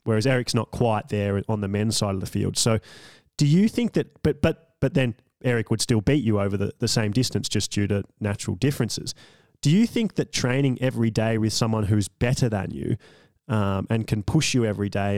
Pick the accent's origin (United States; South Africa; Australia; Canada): Australia; me being an Australian